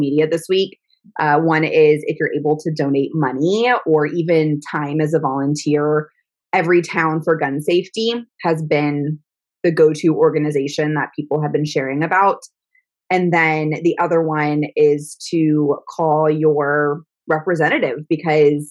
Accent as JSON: {"language": "English", "region": "Texas", "country": "United States", "said": "It has been a heavy week being a Texan this week"}